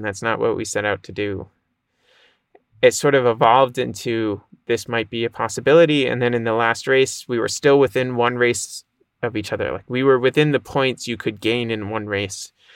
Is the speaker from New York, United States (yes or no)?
no; Boston, Massachusetts, United States; I grew up in the Boston area, a little north of Boston.